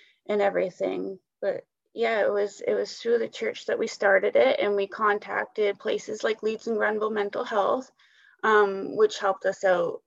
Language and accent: English; Brockville, Ontario, Canada; I'm just a person that's been born and raised in Brockville.